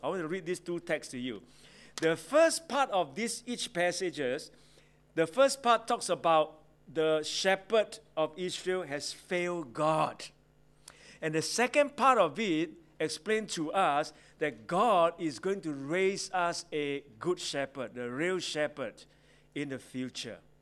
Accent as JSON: {"language": "English", "country": "Singapore", "tie": "born or raised there", "said": "I grew up in Singapore"}